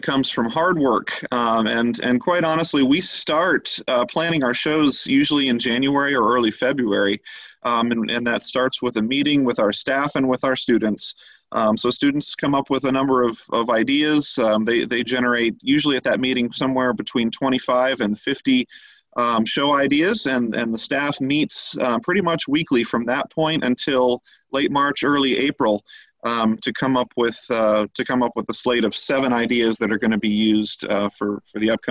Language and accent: English; Westerville, Ohio, United States; I'm originally from Westerville, so grew up there